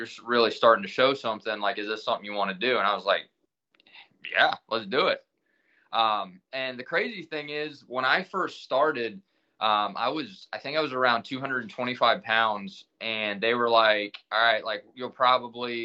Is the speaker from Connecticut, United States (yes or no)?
no; Millersburg, Ohio, United States; I moved back to my hometown, and I went to open up a barber shop